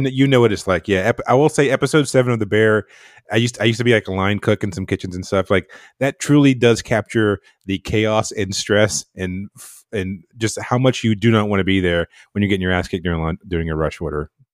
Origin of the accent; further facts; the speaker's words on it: North Carolina, United States; moved away; I'm from North Carolina, a super small town in North Carolina